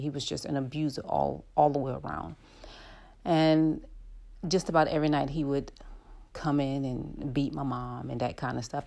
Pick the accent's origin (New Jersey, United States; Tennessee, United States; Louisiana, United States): Louisiana, United States; New Orleans; I'm from New Orleans, and I lived in the Ninth Ward of New Orleans